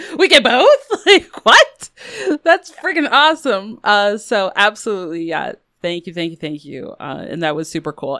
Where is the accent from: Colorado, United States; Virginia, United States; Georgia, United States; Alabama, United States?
Colorado, United States; I grew up in Colorado